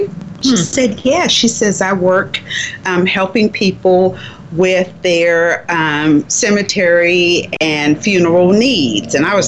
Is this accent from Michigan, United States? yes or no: no; Miami, Florida, United States; born or raised there